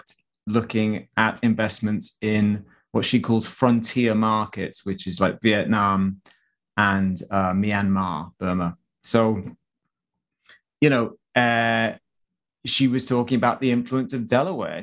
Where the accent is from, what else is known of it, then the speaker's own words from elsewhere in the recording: Wales, United Kingdom; moved away; … is from my hometown